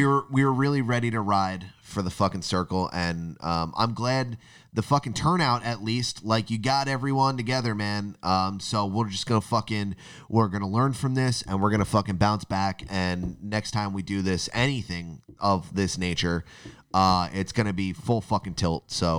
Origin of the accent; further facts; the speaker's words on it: Florida, United States; born there; I was born in Florida.